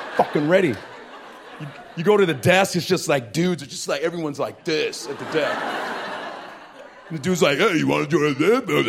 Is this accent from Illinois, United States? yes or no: yes; Chicago, Illinois, United States; I grew up in Chicago, Nigeria